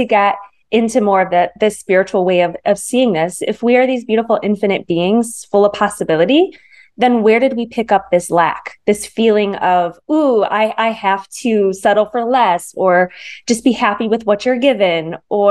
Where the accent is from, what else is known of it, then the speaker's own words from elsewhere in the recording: Michigan, United States; now in Manhattan Beach, United States; I grew up in the Midwest. So I live in Los Angeles area now in Manhattan Beach, but I grew up in Michigan.